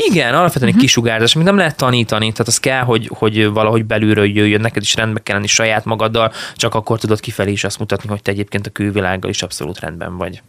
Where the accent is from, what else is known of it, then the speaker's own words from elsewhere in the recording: Szarvas, Békés, Hungary; also born or lived in Szeged; szarvasan nőttem fel, onnan indultunk el így akkor a suliba